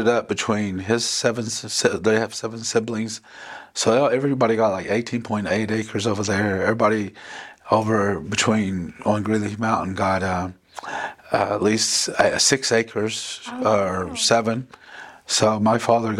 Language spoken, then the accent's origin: English; between Braggs and Gore, near Tahlequah, Oklahoma, United States; my father and mother raised us on my grandma, Polly Teehee's Indian land, just south of here in between Braggs and Gore.